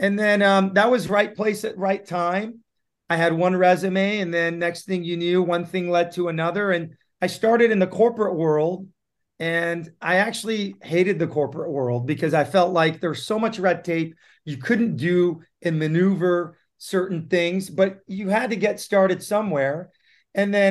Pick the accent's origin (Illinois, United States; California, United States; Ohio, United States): California, United States; San Diego; English is a second language; also born or lived in Tehran, Iran; I was lucky enough to be brought up and raised in San Diego in the 90s. I moved actually to San Diego in the mid 80s